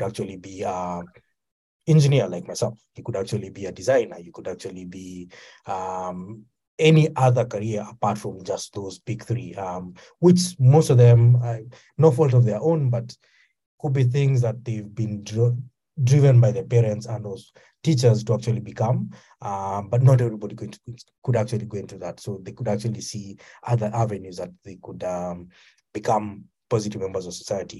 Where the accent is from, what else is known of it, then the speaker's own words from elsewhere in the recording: Kenya; I come from Kenya.